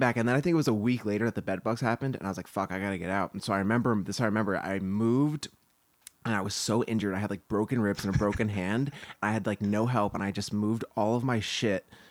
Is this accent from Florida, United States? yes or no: no; New Jersey, United States; moved away as an adult; now in Los Angeles, United States; We grew up together in New Jersey, and then we both kind of came out to LA at the same time